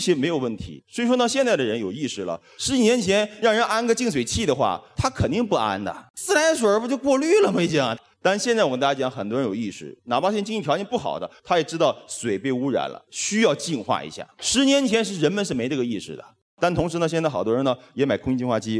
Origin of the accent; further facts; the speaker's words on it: China; 我们中国人